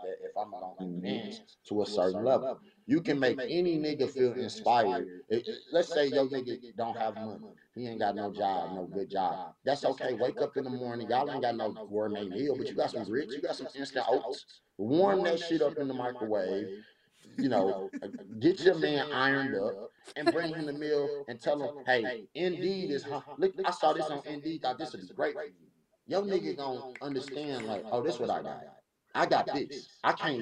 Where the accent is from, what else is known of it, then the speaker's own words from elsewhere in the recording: Pine Bluff, Arkansas, United States; I come from a crack pandemic lifestyle where I'm from Pine Bluff, Arkansas.